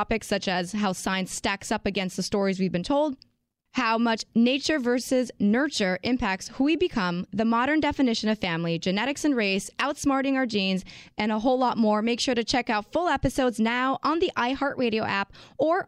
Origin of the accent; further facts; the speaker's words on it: Montreal, Quebec, Canada; I'm from Montreal